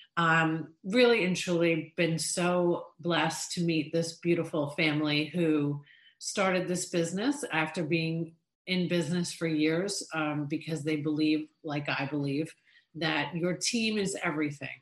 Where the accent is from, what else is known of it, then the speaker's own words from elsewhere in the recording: Long Island, New York, United States; Really spent years and years of our lives growing up in Long Island, New York